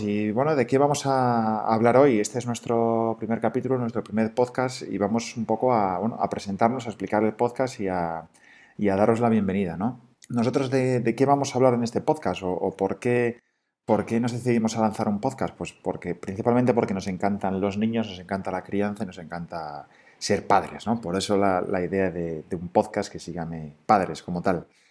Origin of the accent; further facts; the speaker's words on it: Asturias, Spain; moved away as an adult; somos asturianos